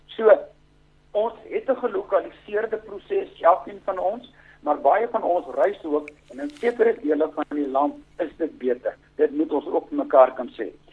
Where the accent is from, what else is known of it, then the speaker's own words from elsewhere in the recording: South Africa; ek is 'n Suid-Afrikaner, Afrikaans sprekende en ek woon graag in hierdie